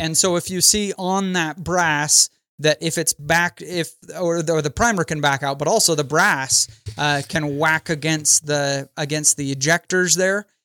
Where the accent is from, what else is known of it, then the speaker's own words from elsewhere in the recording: Idaho, United States; now in St. George, United States; I'm from Idaho, but I live in southern Utah now